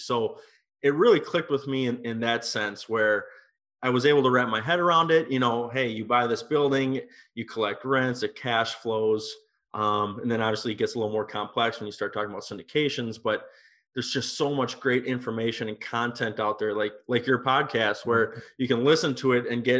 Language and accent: English; Minnesota, United States; moved away as an adult; also born or lived in Europe / Napa Valley, California; I'm from Minnesota, and right out of high school, I got involved in the wine industry.